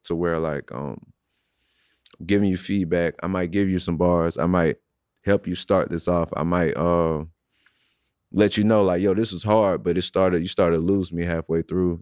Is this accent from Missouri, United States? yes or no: yes; St. Louis, Missouri, United States; I'm from Saint Louis, born and raised.